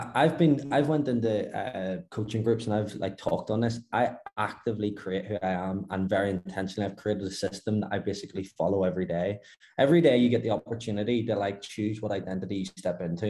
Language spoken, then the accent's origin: English; Belfast, Northern Ireland, United Kingdom; moved away as an adult; now in Dubai, United Arab Emirates; From Belfast, Northern Ireland